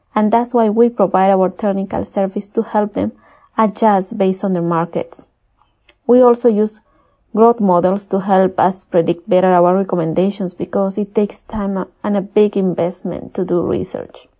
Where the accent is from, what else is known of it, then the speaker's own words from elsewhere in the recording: Peru; I was born and raised in Peru